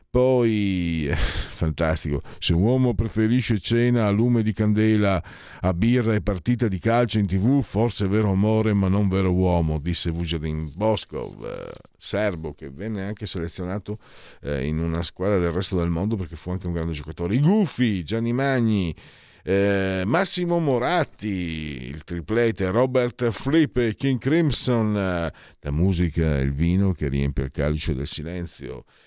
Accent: Triveneto, Italy; io sono mezzo veneto, mezzo friulano

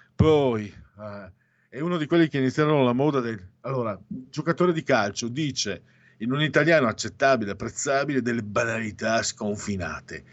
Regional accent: Veneto, Italy; accent: Venetian; noi veneti

